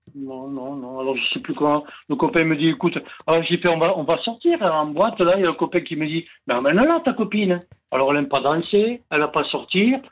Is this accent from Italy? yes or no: yes; Italy; je suis un Italien